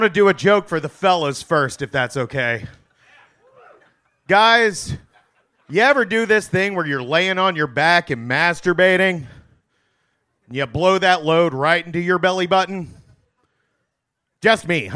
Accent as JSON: {"language": "English", "town": "Chattanooga", "region": "Tennessee", "country": "United States", "said": "I'm from the Southeast. I'm from Tennessee. I'm from Chattanooga, Tennessee."}